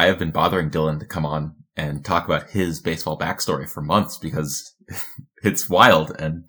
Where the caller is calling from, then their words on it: Chamonix, Auvergne-Rhône-Alpes, France; I'm joining you from Chamonix, France.